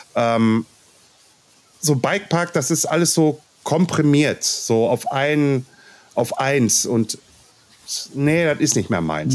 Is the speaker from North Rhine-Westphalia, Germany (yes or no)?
yes; Ruhr area, North Rhine-Westphalia, Germany; accent: Ruhrpott; wenn ich zu viel Ruhrpott quatsche, dann quatsche ich halt Ruhrpott, weil ich bin aus dem Ruhrpott